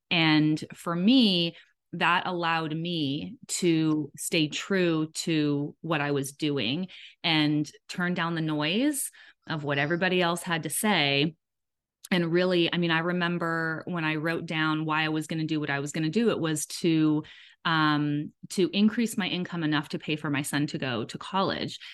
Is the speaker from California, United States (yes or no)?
yes; Southern California, United States; moved away as an adult; also born or lived in Georgia; now in Atlanta area, Georgia, United States; We're originally from Southern California